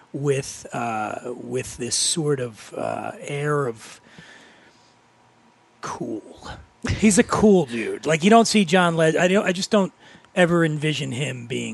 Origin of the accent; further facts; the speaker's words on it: Philadelphia, Pennsylvania, United States; I'm from Philly. I went to Temple